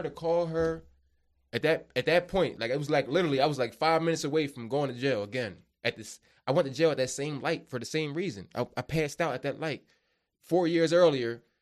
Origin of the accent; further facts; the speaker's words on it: Media, Pennsylvania, United States; where we're from out here in Delaware County, right? Media, I'm from Media, Pennsylvania